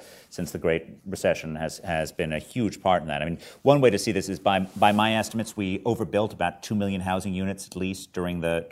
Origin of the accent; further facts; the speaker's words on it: United States; being born an American